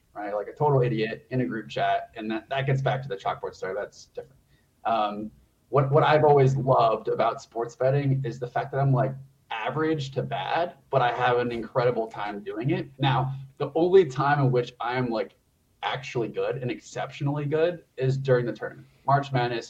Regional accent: California, United States; moved away as an adult; also born or lived in Connecticut; I grew up in California

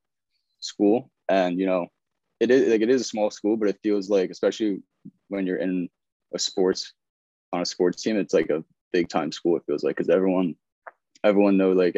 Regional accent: Smithtown, New York, United States; I'm from Long Island, New York. I went to Smithtown West High School.

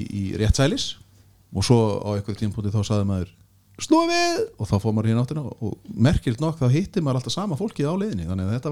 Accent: Kópavogur, Capital Region, Iceland; also born or lived in Denmark; við erum bara bæður úr Vesturbæk Kópavóks

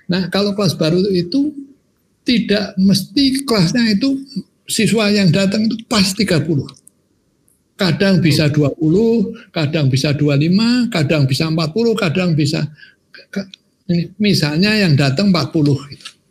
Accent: Semarang, Central Java, Indonesia; saya ini kan orang Semarang asli. Orang Semarang asli.

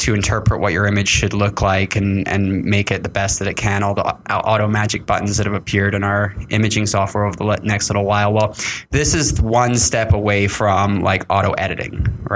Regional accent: Canada; I'm Canadian

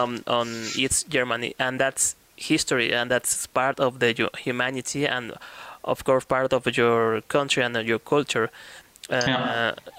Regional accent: Mexico

